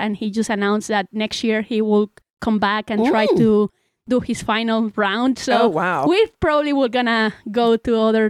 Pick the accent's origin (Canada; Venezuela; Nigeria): Venezuela; moved away as an adult; now in United States; I'm 27 years old. I am from Venezuela, and I came to JSU, the US, in 2014. So I've been here since then.